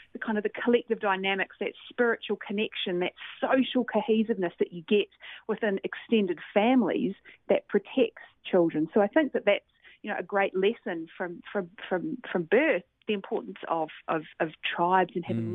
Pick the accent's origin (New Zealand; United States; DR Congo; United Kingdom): New Zealand; Christchurch, Canterbury; I grew up in Christchurch, New Zealand